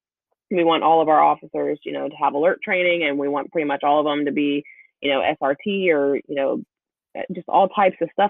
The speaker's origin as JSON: {"language": "English", "region": "the South", "country": "United States", "accent": "Southern", "said": "I'm sure by my accent, you can tell I'm from the South"}